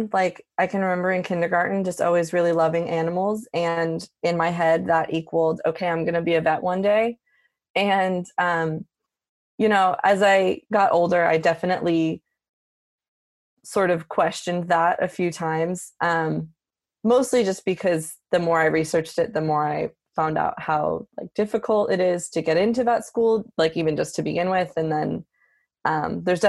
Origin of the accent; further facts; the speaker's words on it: Philadelphia, Pennsylvania, United States; moved away as an adult; also born or lived in New Hampshire; now in Davis, United States; I am originally from the Philadelphia area.